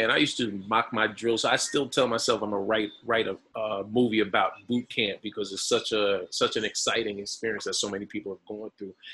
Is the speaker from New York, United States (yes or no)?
yes; Bronx, New York, United States; born there; I moved back to the Bronx, right? I told you I was born in the Bronx. I moved back to the Bronx 25 years ago today.